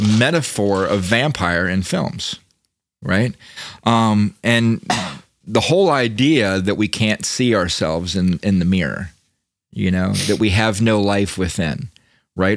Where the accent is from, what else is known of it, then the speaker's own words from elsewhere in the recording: Daytona Beach, Florida, United States; I grew up in Daytona